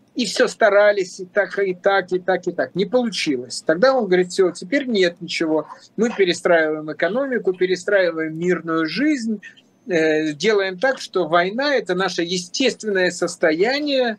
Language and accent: Russian; Russia; moved away as an adult; also born or lived in Moscow, Russia; now in Montenegro; работал с такой же интенсивностью у себя на родине